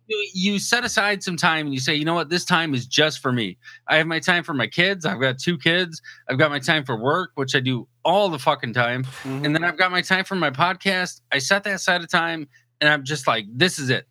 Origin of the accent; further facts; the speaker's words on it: Port Huron, Michigan, United States; moved away as an adult; also born or lived in San Diego, California; I was born and raised over in the thumb in Port Huron